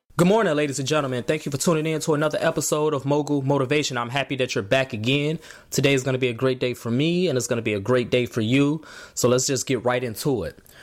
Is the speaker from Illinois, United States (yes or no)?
yes; Markham, Illinois, United States; in Chicago where I grew up in Markham.